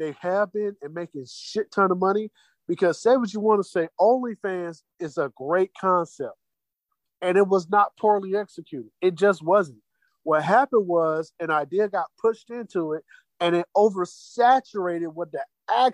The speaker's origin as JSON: {"language": "English", "town": "Jacksonville", "region": "Florida", "country": "United States", "said": "now I'm from Jacksonville"}